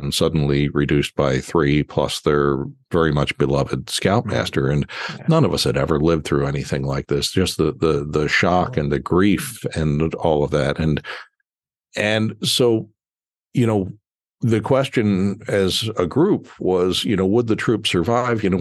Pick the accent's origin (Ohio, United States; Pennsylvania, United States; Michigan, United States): Pennsylvania, United States; Philadelphia; moved away as an adult; also born or lived in Baltimore; I moved to Baltimore from my hometown of Philadelphia when I was 28 years old